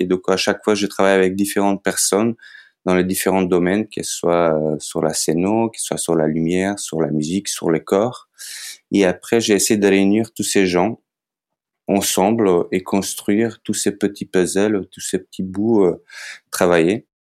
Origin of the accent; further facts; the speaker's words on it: North Macedonia; French is a second language; moved away as an adult; also born or lived in Skopje; now in France; je viens de Macédoine